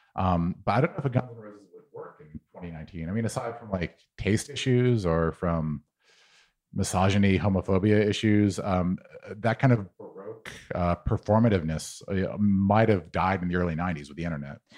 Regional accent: New Mexico, United States; moved away; I was from New Mexico

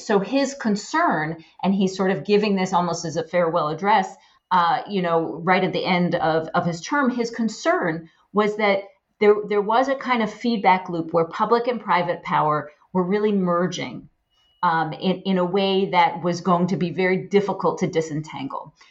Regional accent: Poughkeepsie, New York, United States; I grew up in a middle class home in Poughkeepsie, New York

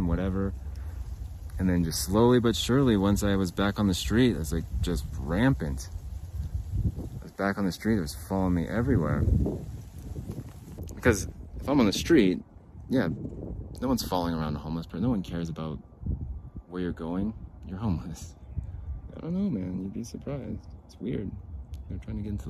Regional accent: Arizona, United States; now in Utah, United States; Growing up in Arizona, I moved to Utah for the fishing and for the weather

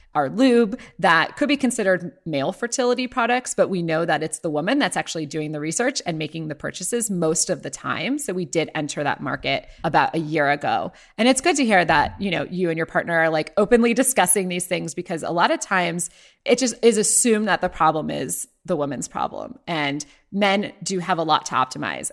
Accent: Ohio, United States; moved away; my story starts in Ohio, where I was born and raised

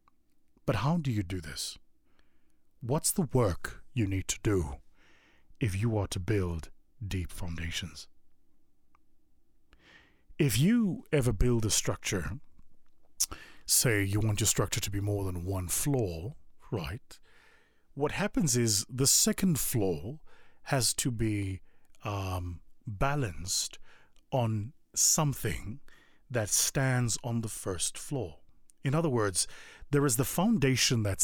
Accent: South Africa; moved away; my home country of South Africa

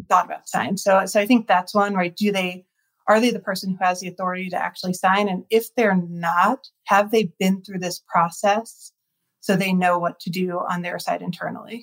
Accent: New York, East Coast, United States; I grew up on the East Coast

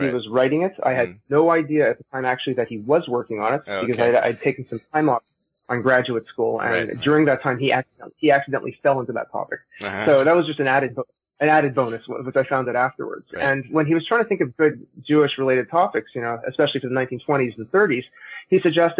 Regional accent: Montreal, Quebec, Canada; Well, I'm originally from Canada, from Montreal. So if my accent sounds funny, it's because I'm Canadian.

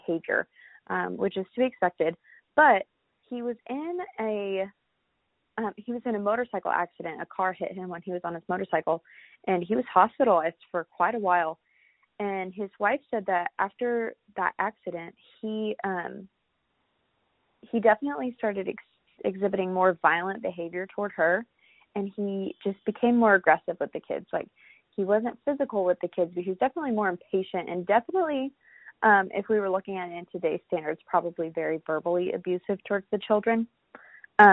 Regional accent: Florida, United States; growing up in Florida

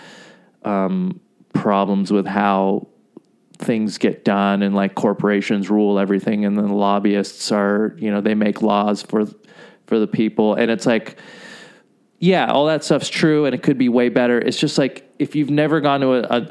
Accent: Southern California, United States; English is a second language; also born or lived in Jordan / Saudi Arabia / Florida; we moved to California, Southern California, in 1993

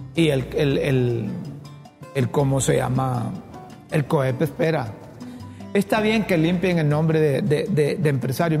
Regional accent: Choluteca, Honduras; La mejor escuela que hay en Honduras, ¿sabes cuál es? La José Trinidad Cabañas, en Choluteca

